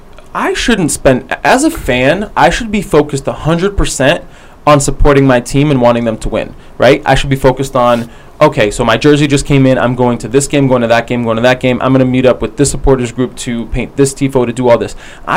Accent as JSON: {"language": "English", "country": "United States", "said": "even as an American sports fan"}